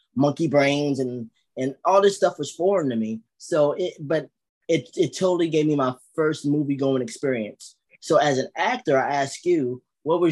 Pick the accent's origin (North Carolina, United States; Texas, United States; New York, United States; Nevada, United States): North Carolina, United States; also born or lived in New Jersey; I was born in Jersey, but I was raised in North Carolina.